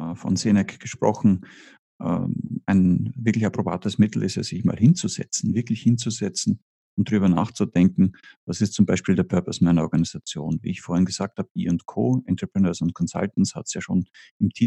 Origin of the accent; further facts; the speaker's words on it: Austria; accent: Austrian; Ich bin Österreicher. Äh, das hört